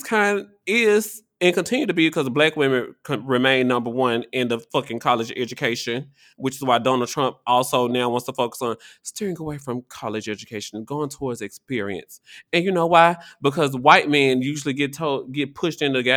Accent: Tennessee, United States; now in Washington, D.C., United States; My home state, Tennessee

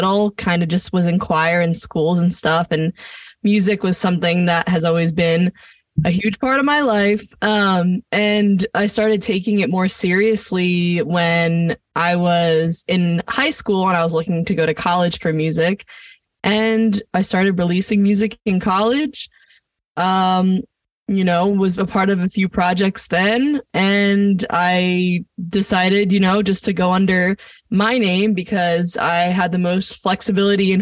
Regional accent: Point Pleasant, New Jersey, United States; now in Los Angeles, United States; I think my hometown has played a huge role on my music growing up. I'm from Point Pleasant

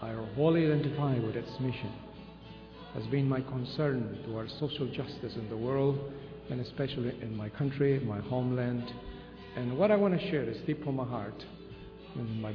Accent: Guatemala; first language Spanish; English is a second language; my own country, I'm Guatemala

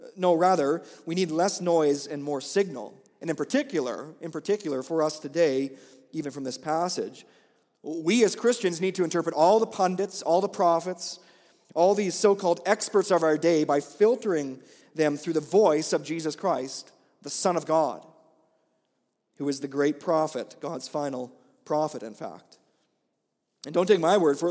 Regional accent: Olds, Alberta, Canada; moved away; I grew up here in Olds, so Olds is not unfamiliar territory for me.

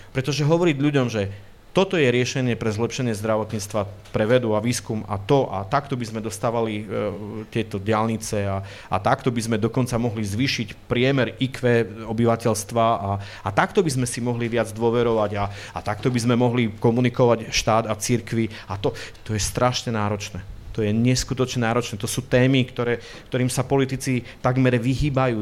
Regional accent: Prešov, Prešov Region, Slovakia; ja doma v Prešove sa vždy dobre cítim

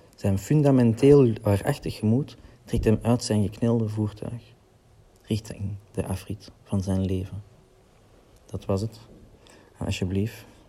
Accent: Lier, Flanders, Belgium; ik kom uit Lier, Antwerpen

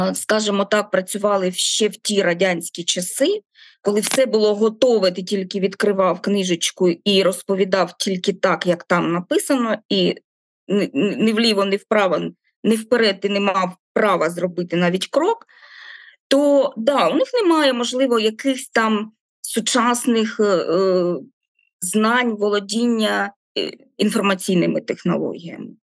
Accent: Kharkiv, Kharkiv Oblast, Ukraine; now in Melitopol, Ukraine; я не Мелітополька, я харків'янка

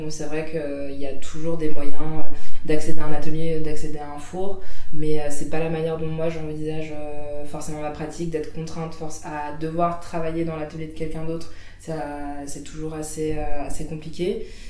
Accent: Île-de-France, France; moved away as an adult; now in Saint-Étienne, France; j'ai grandi en Île-de-France, euh, toute ma vie

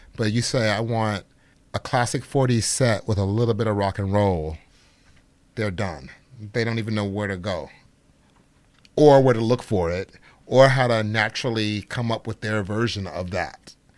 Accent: Chicago, Illinois, United States; I'm from Chicago, Illinois, so which is the birth and home of Frank Lloyd Wright. Growing up in Chicago

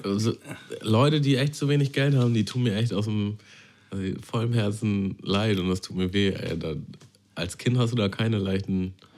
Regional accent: Germany; Ich bin ja nicht direkt in Hamburg groß geworden. In Hamburg? Ich bin in so einem Vorort groß geworden.

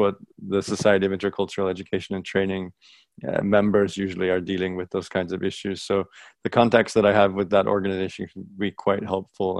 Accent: United States; moved away as an adult; also born or lived in France / Taiwan; I grew up in the States and had Greek, um, Greek school and Greek family around.

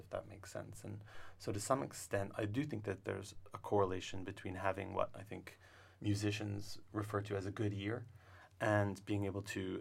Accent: Cocoa Beach, Florida, United States; now in California, United States; I might have been born and raised in Florida

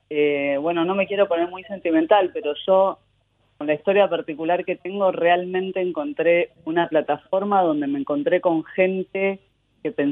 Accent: Buenos Aires, Argentina; Pero en la adolescencia volví a Buenos Aires, que para mí, mis viejos un día me dijeron, bueno, volvemos a Argentina, y para mi hermano, para mí, como, como que volvemos, nosotros no teníamos recuerdos de Argentina

